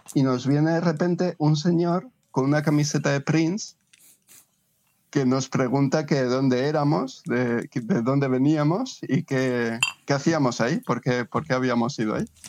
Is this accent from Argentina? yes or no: no; Spain; somos de España